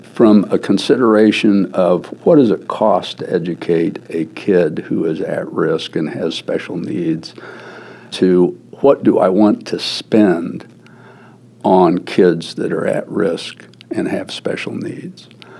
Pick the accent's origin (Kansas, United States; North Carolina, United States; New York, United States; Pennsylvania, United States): Kansas, United States; Wichita; in my hometown of Wichita, Kansas, I'm known as a raving liberal.